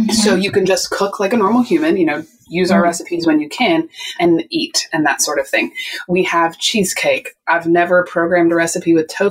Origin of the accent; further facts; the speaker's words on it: West Virginia, United States; I am from West Virginia. I am Southern.